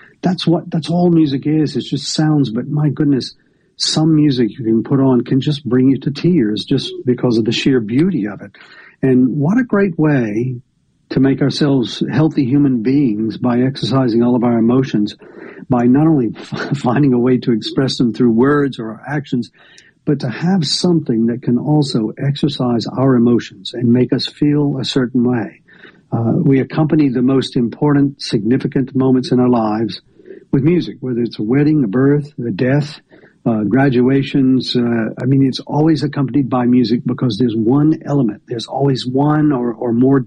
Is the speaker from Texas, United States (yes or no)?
no; northern Georgia, United States; also born or lived in Atlanta, Georgia; now in Tupelo, United States; I grew up in a rural place in northern Georgia without access to music